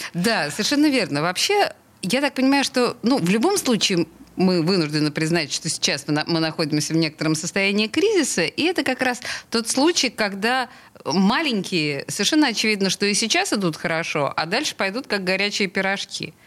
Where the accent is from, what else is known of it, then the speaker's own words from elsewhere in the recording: Saint Petersburg, Russia; петербурженка в пятом колене